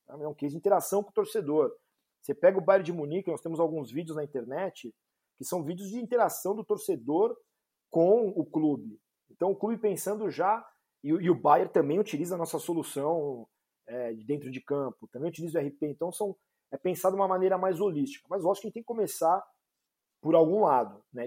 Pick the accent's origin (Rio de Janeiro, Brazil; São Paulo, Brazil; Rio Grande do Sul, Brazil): São Paulo, Brazil; eu sou de São Paulo